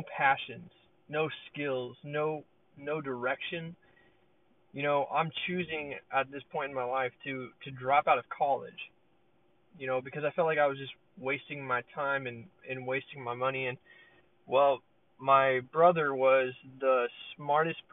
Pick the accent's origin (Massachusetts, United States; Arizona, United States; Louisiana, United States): Arizona, United States; Peoria; I'm from Arizona. So I'm in Peoria, Arizona